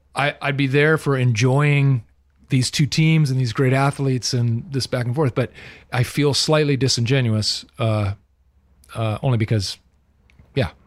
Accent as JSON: {"language": "English", "region": "Southern California", "country": "United States", "tie": "born or raised there", "said": "I'm a legit born and raised in Southern California"}